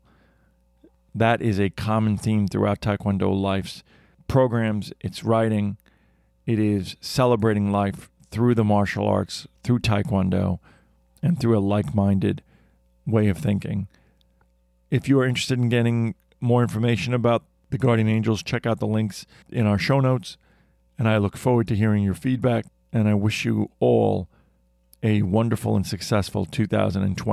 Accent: New York, United States; growing up in New York, spent our entire life in New York

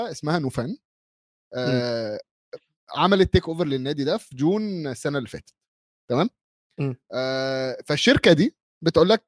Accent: Bahrain; خليجي اه خليج انا بحريني كاتبها لهم بحريني

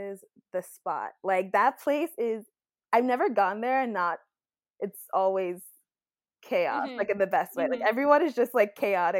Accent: Long Island, New York, United States; also born or lived in Queens, New York / Brooklyn; So I'm from New York, born in Queens, raised in Long Island.

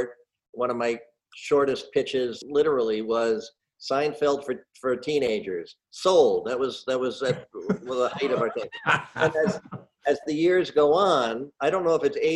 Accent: Red Bank, New Jersey, United States; moved away as an adult; I am proudly from New Jersey, born in Red Bank, and my family has been in New Jersey since the 1640s

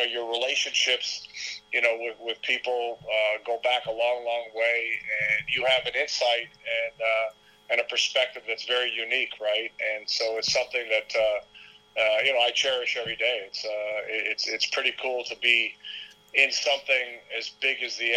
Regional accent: Toronto, Ontario, Canada; my hometown where I grew up

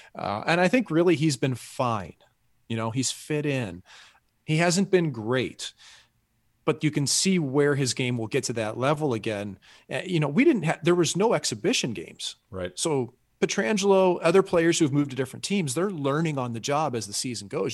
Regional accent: St. Louis, Missouri, United States; us Yanks like me from St. Louis

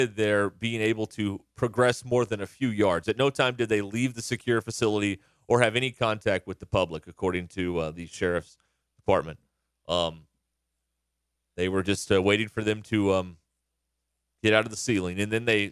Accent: Searcy, Arkansas, United States; moved away; in my hometown in the White County Jail in Searcy

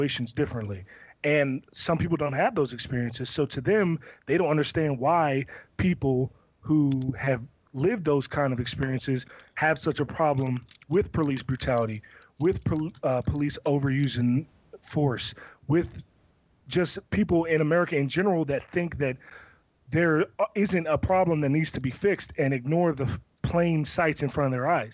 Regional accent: Severn, Maryland, United States; me growing up in Severn, Maryland, and living my life in Pioneer City

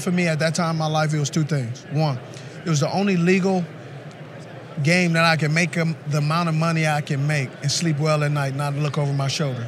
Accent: Los Angeles, California, United States; I grew up in Los Angeles

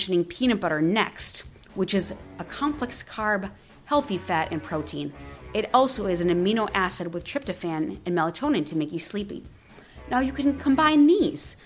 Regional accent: Wisconsin, United States; moved away; I'm originally from Wisconsin

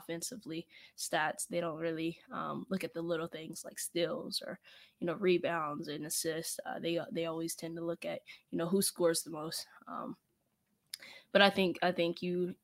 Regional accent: Charleston, West Virginia, United States; I'm from Charleston

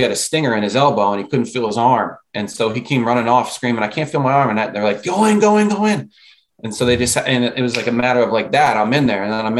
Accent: Maryland, United States; I grew up hating Penn State. I'm from Maryland.

